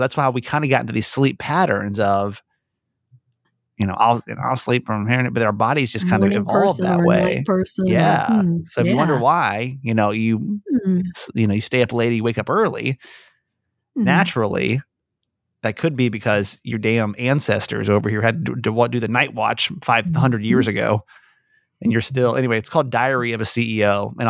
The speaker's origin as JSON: {"language": "English", "region": "Georgia", "country": "United States", "tie": "born or raised there", "said": "I grew up in Georgia. So going to Six Flags Over Georgia was like, it doesn't get much better than that."}